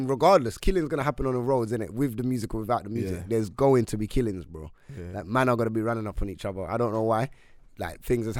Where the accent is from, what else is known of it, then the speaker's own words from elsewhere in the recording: London, United Kingdom; we're from London